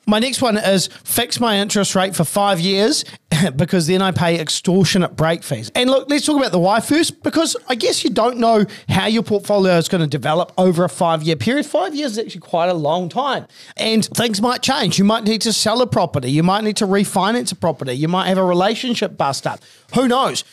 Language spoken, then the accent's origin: English; Christchurch, Canterbury, New Zealand; I was from Christchurch.